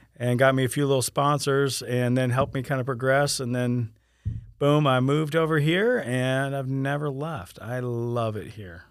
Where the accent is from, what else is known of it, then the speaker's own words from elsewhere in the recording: Sarasota, Florida, United States; moved away as an adult; now in Winter Haven, United States; I came from Sarasota, Florida, um, and, uh, right after graduating high school in nineteen ninety-three, I, I moved here